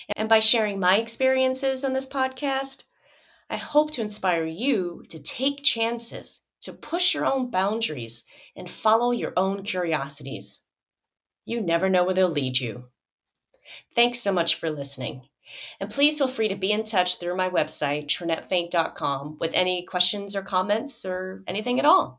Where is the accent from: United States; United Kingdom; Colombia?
United States; Joliet, Illinois; moved away; my hometown of Joliet, Illinois